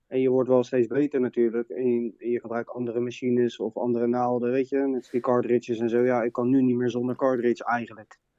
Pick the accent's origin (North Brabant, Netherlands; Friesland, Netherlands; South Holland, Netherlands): South Holland, Netherlands; Leiden; from Leiden